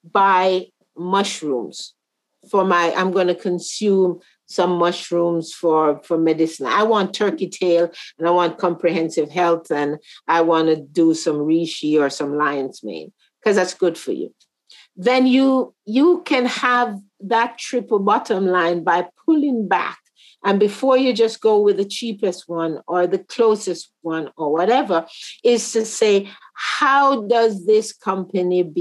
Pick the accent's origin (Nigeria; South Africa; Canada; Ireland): Canada; also born or lived in Jamaica; as a Canadian yeah. and as a Jamaican.